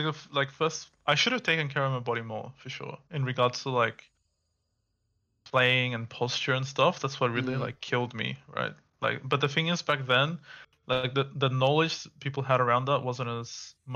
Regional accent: Perth, Western Australia, Australia; So I went to, like, a physiotherapist here in Perth, like, back home, because I'm from Perth.

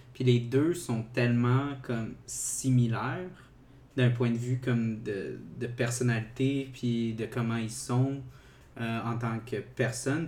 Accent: South Shore of Montreal, Quebec, Canada; also born or lived in Saint-Hubert; je viens de la Rive-Sud

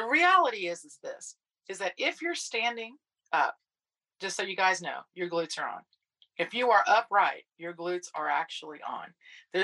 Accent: Texas, United States; accent: Texan; my Texan accent

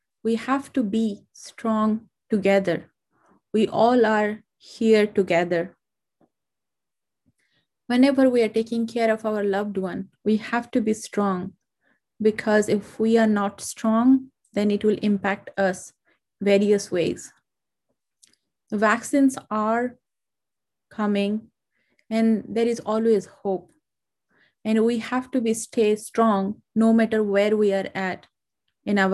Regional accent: India; now in United States; India, which is my home country

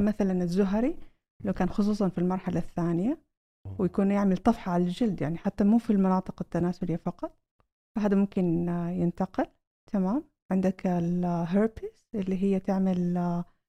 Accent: Saudi Arabia; عندنا في السعودية

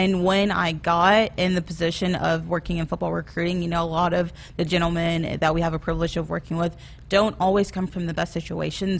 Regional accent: Arkansas, United States; moved away as an adult; also born or lived in Tennessee / Kansas; now in Lincoln, Nebraska, United States; I'm originally from Arkansas

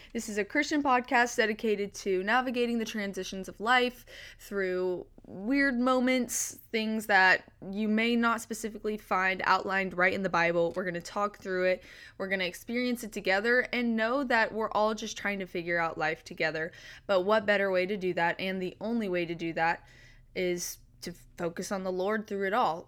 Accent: Bowling Green, Kentucky, United States; moved away as an adult; now in Nashville, United States; I'm from Bowling Green, Kentucky.

